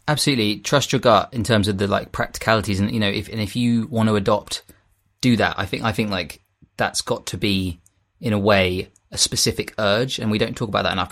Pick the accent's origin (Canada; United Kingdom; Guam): United Kingdom; Kent coast, South East England; moved away as an adult; also born or lived in London; I had moved back to my hometown on the Kent coast from London